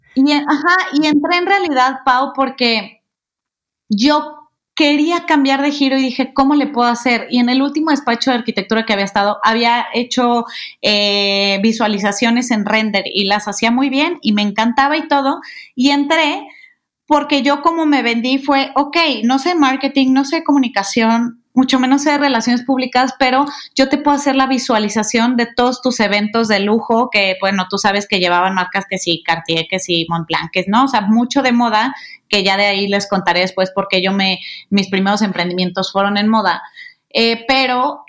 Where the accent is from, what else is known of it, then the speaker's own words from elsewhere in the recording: Guadalajara, Jalisco, Mexico; moved away as an adult; now in Mexico City, Mexico; yo soy de Guadalajara, eh, nací allá, tapatía, este, orgullosamente tapatía